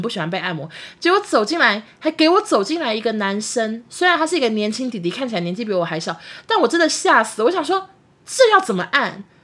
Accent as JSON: {"language": "Chinese", "region": "Taichung", "country": "Taiwan", "said": "我们台中女生哈，就是一定要开车，因为台中大众交通工具太麻烦了"}